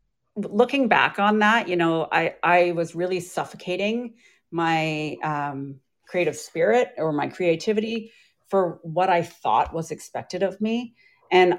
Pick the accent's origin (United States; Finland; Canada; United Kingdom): Canada; Vancouver, British Columbia; also born or lived in Ontario; I am from Vancouver, BC, Canada. So I came back home because I was actually in university back east in Ontario, and I moved back home